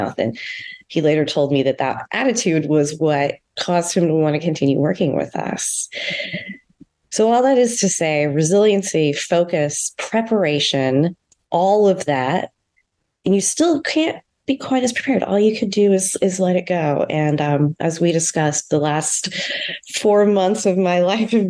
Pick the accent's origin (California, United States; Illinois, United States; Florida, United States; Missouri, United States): Missouri, United States; St. Louis; moved away; also born or lived in San Diego; I'm a Midwesterner. I grew up in St. Louis